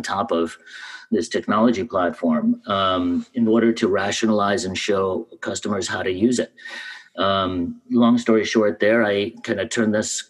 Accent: New York City, New York, United States; also born or lived in Russia; I grew up in Washington Heights in New York before it was hip.

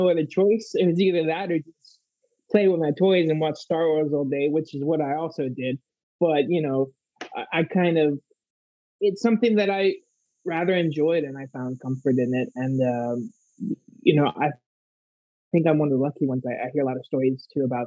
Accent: South Florida, United States; I was born and raised in South Florida

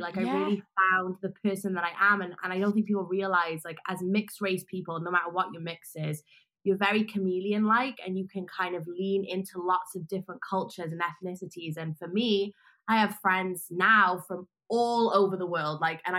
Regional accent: Wales, United Kingdom; moved away as an adult; now in Los Angeles, United States; I grew up in Wales and I was kind of feeling alienated because there was just a lot of white people. And growing up mixed race at the time, there wasn't so many mixed race people where I was, and also not being like Asian and white.

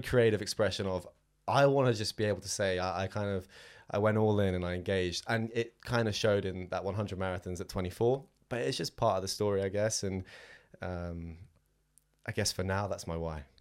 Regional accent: Southampton, South East England, United Kingdom; moved away; I am from Southampton originally, down on the south coast

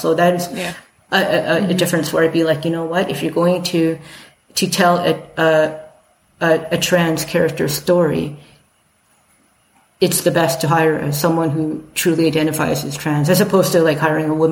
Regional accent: Calgary, Alberta, Canada; growing up in Calgary

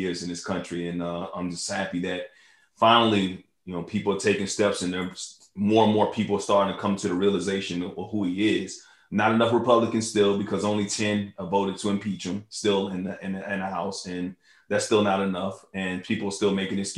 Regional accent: New York City, New York, United States; when I was born in New York, I was, you know, raised across the street from Yankee Stadium

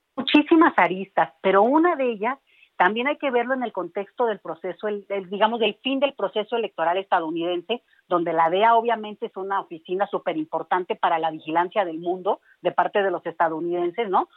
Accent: Mexico; a nosotros como mexicanos

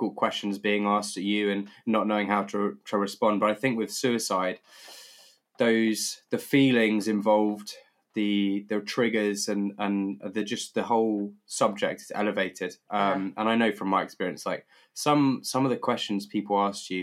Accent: United Kingdom; as a Brit

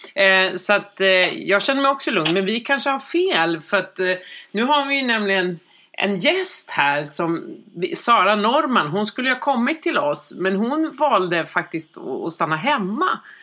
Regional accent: Sweden; vi svenskar

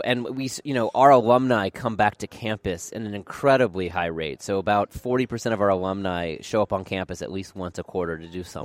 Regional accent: Portland, Oregon, United States; moved away as an adult; I grew up in Portland, Oregon.

